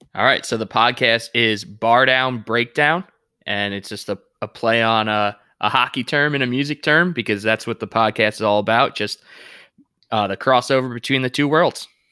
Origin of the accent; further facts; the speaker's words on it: Deer Park, New York, United States; moved away as an adult; now in Charlotte, United States; I grew up in Deer Park, and all my friends, their dads and, and moms also grew up in Deer Park.